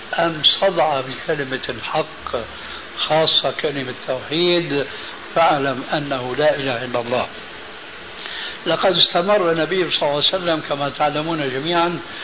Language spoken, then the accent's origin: Arabic; Syria; عندنا في سوريا